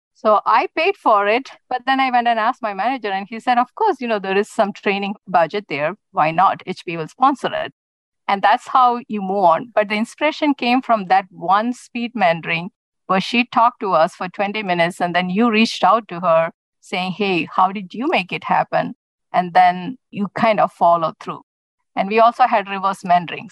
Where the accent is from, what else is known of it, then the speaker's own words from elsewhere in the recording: India; moved away as an adult; now in United States; as a child, I grew up in India